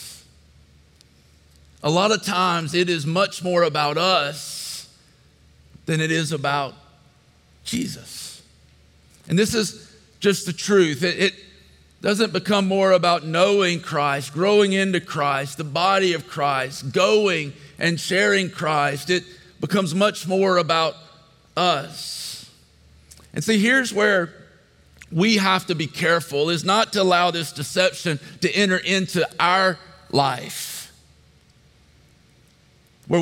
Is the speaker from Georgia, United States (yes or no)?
yes; Statesboro, Georgia, United States; when I was 10 years old, we moved to Statesboro. So I pretty much grew up here. This was my hometown